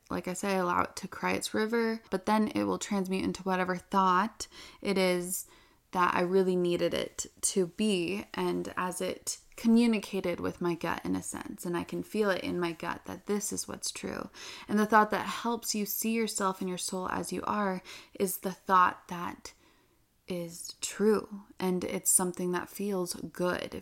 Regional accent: Utah, United States; I'm from Utah

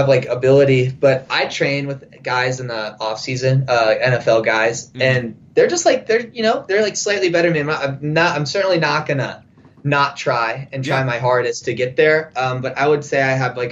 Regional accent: Oklahoma City, Oklahoma, United States; moved away as an adult; also born or lived in Huntington Beach; now in Reno, United States; I grew up in Oklahoma City

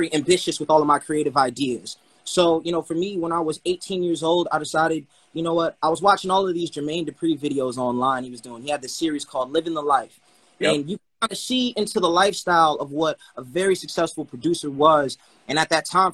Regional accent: New York City, New York, United States; I'm from Brooklyn originally, and I did 3 Broadway plays from the age of 10 to 13

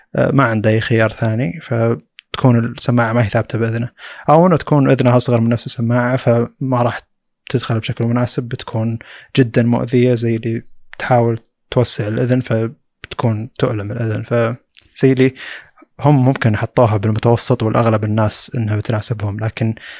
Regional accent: Saudi Arabia; عندنا في السعوديه

